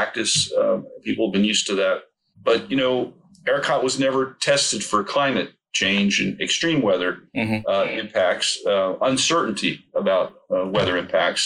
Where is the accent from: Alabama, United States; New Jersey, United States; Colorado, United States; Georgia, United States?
New Jersey, United States; now in Cranford, United States; I'm from North Jersey originally, and Cranford is sort of South Jersey to me.